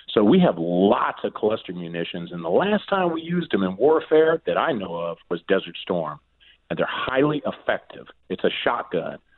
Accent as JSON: {"language": "English", "region": "Southwest Ohio", "country": "United States", "tie": "born or raised there", "moved": "yes", "lives_now": "Rehoboth Beach, United States", "said": "my hometown in uh, Southwest Ohio"}